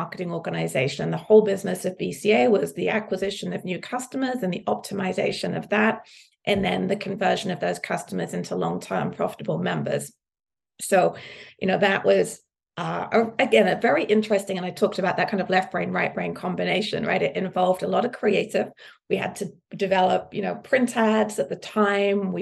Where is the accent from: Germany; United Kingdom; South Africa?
United Kingdom; Suffolk, East of England; moved away as an adult; now in United States; I grew up in the countryside in Suffolk